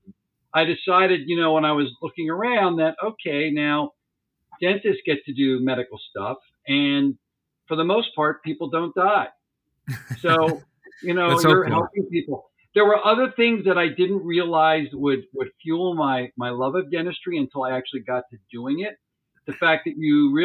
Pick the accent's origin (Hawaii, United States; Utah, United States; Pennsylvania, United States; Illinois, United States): Pennsylvania, United States; Montgomery County, outside Philadelphia; I have been born and raised in Montgomery County, which is one of the northern suburban counties outside of Philadelphia.